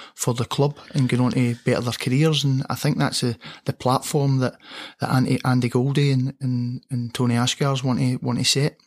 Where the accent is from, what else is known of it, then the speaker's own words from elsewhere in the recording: Motherwell, Scotland, United Kingdom; growing up in Motherwell, under the floodlights at Motherwell